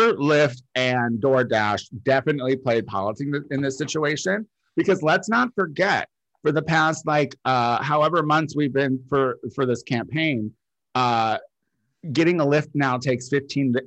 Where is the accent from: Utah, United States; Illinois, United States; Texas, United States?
Illinois, United States; now in Los Angeles, United States; we're from Illinois